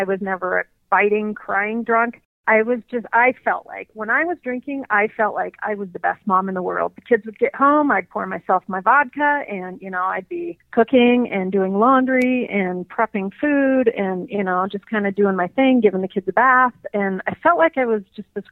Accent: Helena, Montana, United States; now in Bozeman, United States; So I grew up in Helena, Montana, and I currently live in Bozeman, Montana

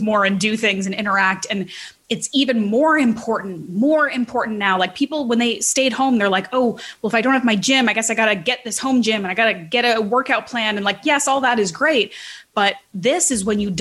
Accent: Canada; I'm Canadian

